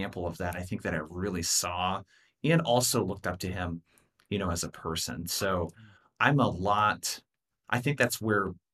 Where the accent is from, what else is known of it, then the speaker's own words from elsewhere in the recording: Brookings, Oregon, United States; my hometown of Brookings, Oregon, 5,000 people